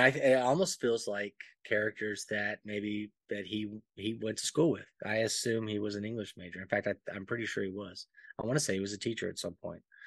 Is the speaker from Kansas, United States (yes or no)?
no; Alabama, United States; moved away; also born or lived in Panama / Texas; I grew up in Alabama for the majority of my, you know, youth and then moved to Panama and then moved to Texas.